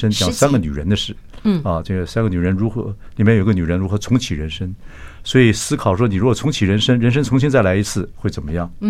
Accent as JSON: {"language": "Chinese", "country": "Taiwan", "said": "以我们台湾人的这个"}